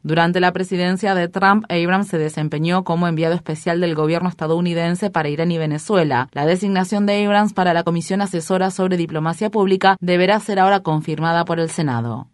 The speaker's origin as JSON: {"language": "Spanish", "country": "Israel", "said": "soy un israelí"}